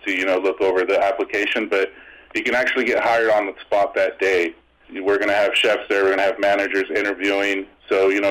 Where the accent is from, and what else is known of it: Escondido, California, United States; born or raised there; also born or lived in Las Vegas